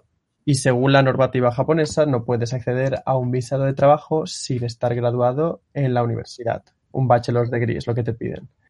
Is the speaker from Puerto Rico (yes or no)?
no; Barcelona, Catalonia, Spain; moved away as an adult; now in Japan; soy de Barcelona también